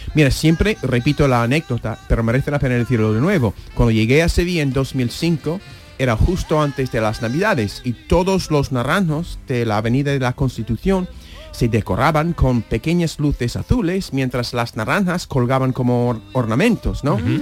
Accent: New York, United States; Spanish is a second language; now in Spain; me crié en Nueva York

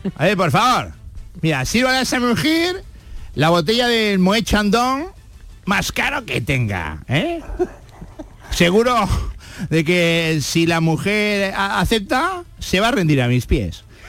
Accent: Jerez de la Frontera, Andalusia, Spain; nací en una, eh, en una clínica aquí en Jerez

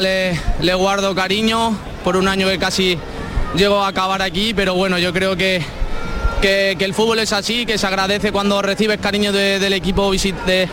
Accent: Córdoba, Andalusia, Spain; soy de aquí al lado, soy de Córdoba

